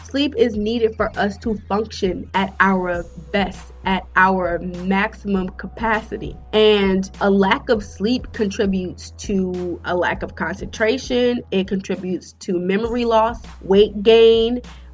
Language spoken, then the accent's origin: English; United States; I'm African American.